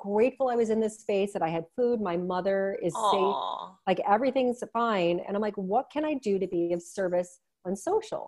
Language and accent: English; Cleveland, Ohio, United States; now in Canada; I was born and raised in Cleveland